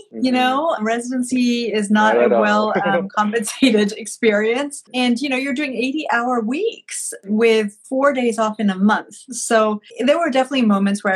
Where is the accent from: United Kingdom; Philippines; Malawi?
Malawi; moved away as an adult; now in United States; I grew up in Malawi, which is a small landlocked country in sub-Saharan Africa.